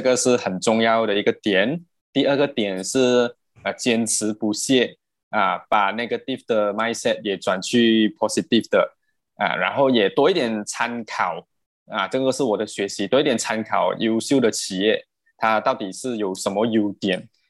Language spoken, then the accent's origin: Chinese; Perak, Malaysia; moved away as an adult; now in Selangor, Malaysia; 我本身是霹雳人嘛